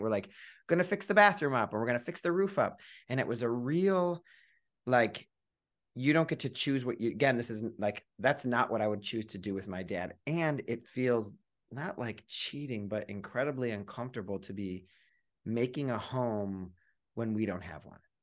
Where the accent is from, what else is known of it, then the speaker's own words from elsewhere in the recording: Cleveland, Ohio, United States; I grew up in Cleveland, Ohio